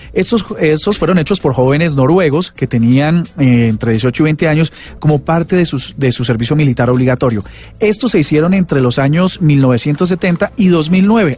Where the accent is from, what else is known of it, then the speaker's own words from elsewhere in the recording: Colombia; lo que somos los colombianos